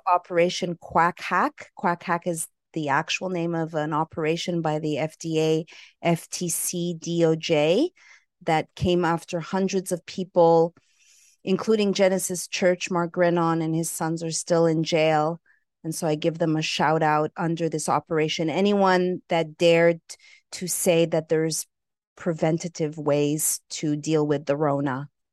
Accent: Montreal, Quebec, Canada; also born or lived in Los Angeles, California / San Francisco, California; now in Costa Rica; I hail from Montreal, Canada

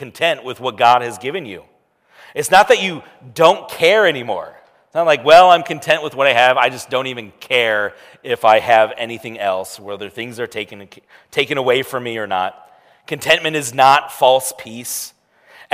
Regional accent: United States

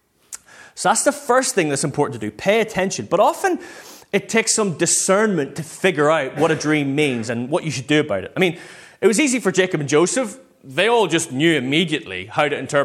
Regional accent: Northern Ireland, United Kingdom; moved away; the church I grew up in back in Northern Ireland

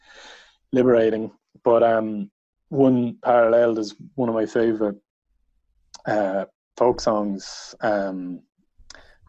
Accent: County Wexford, Leinster, Ireland; I'm from County Wexford

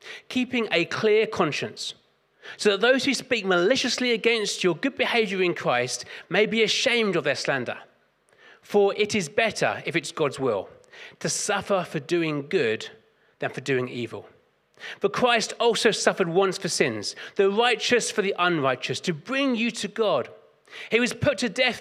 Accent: London, United Kingdom; I grew up in South London

